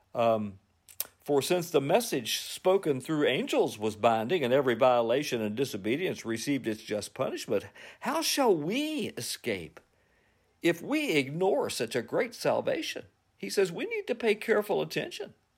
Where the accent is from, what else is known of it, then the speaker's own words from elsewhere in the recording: United States; also born or lived in Covington, Virginia; as American Christians